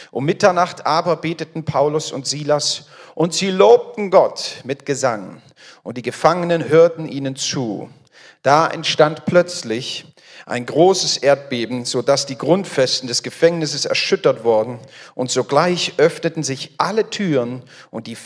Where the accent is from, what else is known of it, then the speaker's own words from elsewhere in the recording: Frankfurt am Main, Hesse, Germany; bin verheiratet. Wir haben drei Kinder. Ich komme aus der Nähe, aus Frankfurt am Main